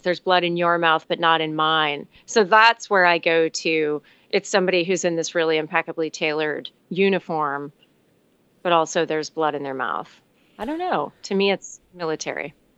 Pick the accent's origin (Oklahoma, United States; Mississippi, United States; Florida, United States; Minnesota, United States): Florida, United States; Miami; I'm from Miami